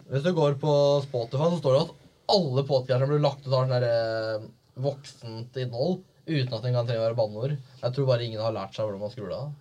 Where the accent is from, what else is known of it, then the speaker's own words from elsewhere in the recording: Viken, Norway; moved away as an adult; jeg har vært hjemme i Viken